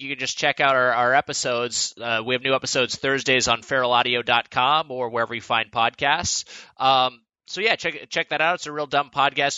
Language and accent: English; Southern California, United States; I've born and raised in Southern California, and I've never really, I've rarely left